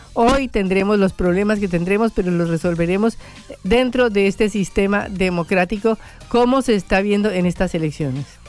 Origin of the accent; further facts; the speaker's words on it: Colombia; moved away as an adult; also born or lived in Argentina; Yo como colombiana vine a la Argentina por primera vez en el año 80